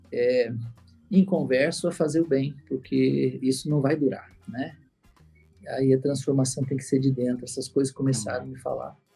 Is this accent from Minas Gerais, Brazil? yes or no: no; Paraná, Brazil; born there; eu sou nascido no estado do Paraná, no interior do estado, uma cidadezin